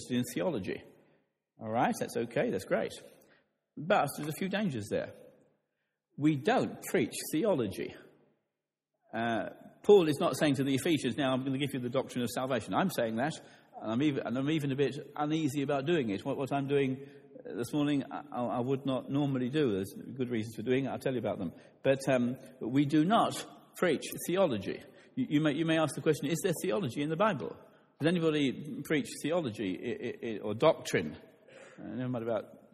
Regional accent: London, United Kingdom; I grew up in London

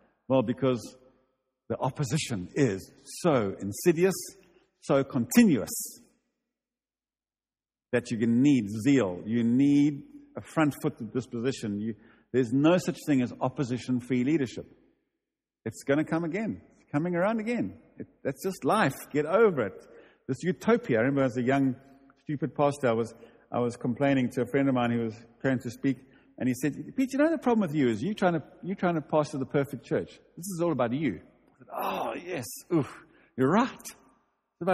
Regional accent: United Kingdom; We'll make it. We're British. Calm down.

